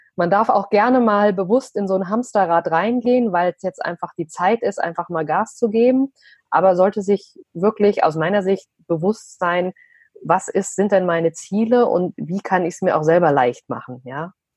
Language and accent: German; Vogelsberg, Hesse, Germany; moved away as an adult; also born or lived in Frankfurt; dass ich ein Landei bin aus dem Vogelsberg, also aus einem kleinen, wirklich Mini-Dorf